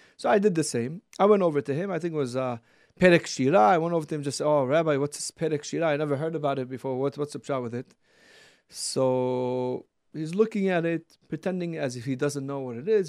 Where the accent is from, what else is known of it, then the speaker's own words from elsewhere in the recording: Brooklyn, New York, United States; From Brooklyn.